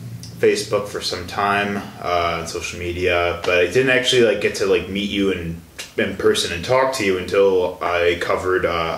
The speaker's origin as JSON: {"language": "English", "town": "Chicago", "region": "Illinois", "country": "United States", "moved": "as an adult", "lives_now": "Milwaukee, United States", "said": "I'm originally from the Chicago area."}